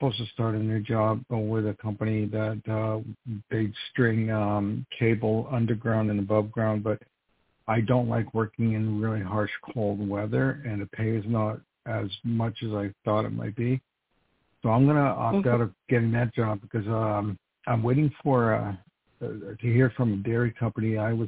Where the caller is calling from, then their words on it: New York, United States; calling from New York.